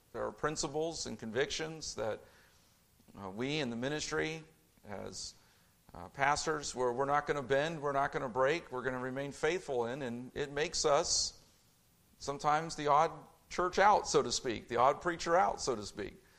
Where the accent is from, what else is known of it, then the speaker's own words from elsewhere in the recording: Indianapolis, Indiana, United States; growing up in Indianapolis